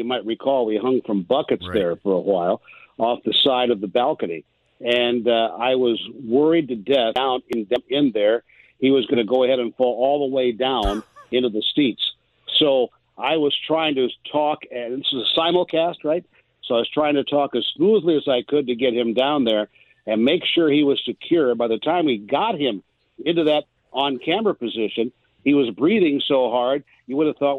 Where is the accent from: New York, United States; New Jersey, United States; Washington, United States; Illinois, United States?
Illinois, United States; Galesburg; growing up in Galesburg, Illinois